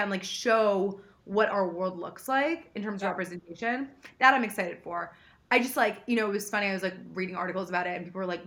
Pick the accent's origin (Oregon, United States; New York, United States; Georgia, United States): New York, United States; New York City; I grew up in New York City, went to private school